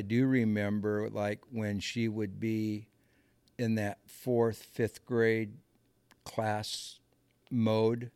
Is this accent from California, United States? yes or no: no; Muscatine, Iowa, United States; moved away as an adult; I grew up in a in a small farming community, um, Muscatine, Iowa